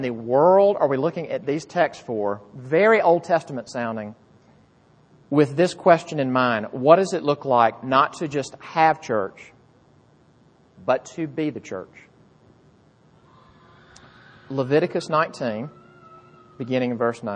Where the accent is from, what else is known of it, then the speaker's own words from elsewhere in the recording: Jackson, Mississippi, United States; moved away; I grew up in Mississippi, which is, you better believe me, Bible Belt